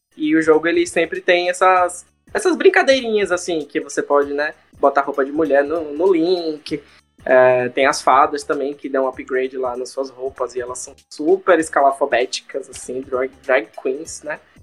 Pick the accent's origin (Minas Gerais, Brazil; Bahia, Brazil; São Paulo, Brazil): Bahia, Brazil; Salvador; now in United States; sou de Salvador, atualmente moro aqui nos Estados Unidos